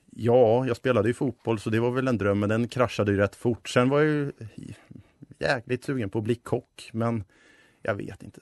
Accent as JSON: {"language": "Swedish", "town": "Stockholm", "region": "Stockholm County", "country": "Sweden", "also_born_or_lived": "Uppsala", "moved": "as an adult", "said": "Jag kommer från Stockholm"}